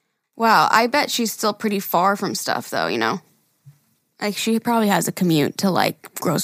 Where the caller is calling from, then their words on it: Ontario, Canada; I'm here from Ontario, Canada, and ooh. I live in a 2-bedroom apartment with my husband and my son.